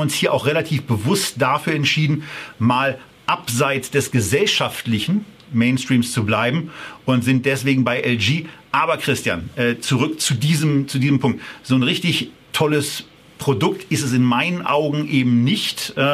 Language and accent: German; Berlin, Germany; Äh, das kann man als Berliner ganz gut ab